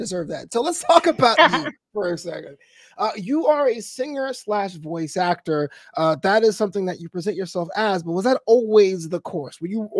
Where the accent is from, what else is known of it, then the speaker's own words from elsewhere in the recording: New York City, New York, United States; moved away as an adult; now in Los Angeles, United States; I was actually raised in Brooklyn. I moved out to Los Angeles about 15 years ago.